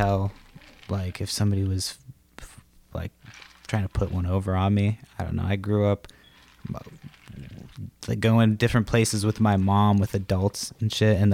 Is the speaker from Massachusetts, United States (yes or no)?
yes; Brockton, Massachusetts, United States; moved away; also born or lived in California; I'm originally from Massachusetts. It's a Brockton, Massachusetts.